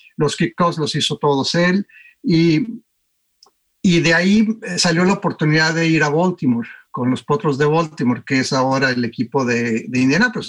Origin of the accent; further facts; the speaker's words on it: Torreón, Coahuila, Mexico; moved away as an adult; also born or lived in United States; creciendo en Torreón jugué siempre fútbol